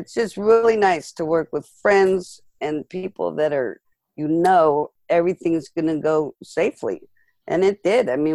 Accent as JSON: {"language": "English", "town": "Malibu", "region": "California", "country": "United States", "tie": "born or raised there", "said": "we grew up in Malibu"}